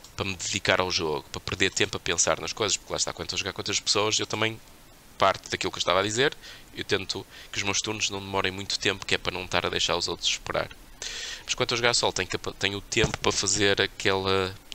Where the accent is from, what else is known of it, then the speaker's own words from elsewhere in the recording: Portugal; Nós temos um passado terrível enquanto portugueses